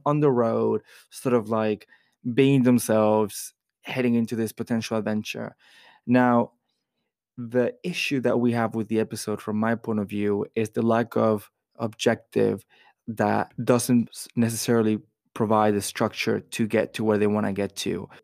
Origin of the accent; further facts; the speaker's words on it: Florida, United States; I grew up in Florida